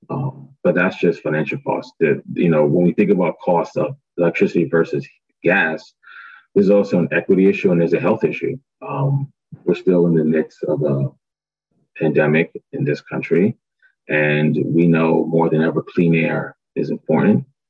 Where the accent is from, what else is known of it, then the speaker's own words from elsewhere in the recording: New York City, New York, United States; born and raised in Brooklyn, New York, parents are from Barbados